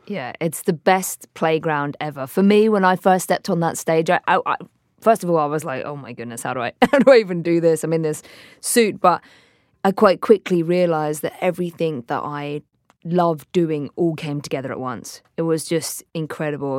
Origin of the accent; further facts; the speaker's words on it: Hampshire, South East England, United Kingdom; grew up in Hampshire in England